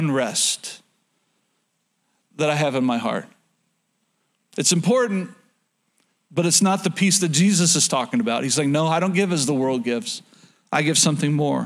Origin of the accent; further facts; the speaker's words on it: Oklahoma, United States; moved away; I'm from Oklahoma